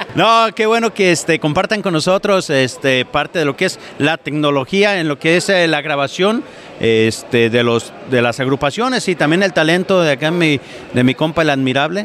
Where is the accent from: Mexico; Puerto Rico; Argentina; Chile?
Mexico; Jalisco; now in Oregon, United States; yo soy de Jalisco.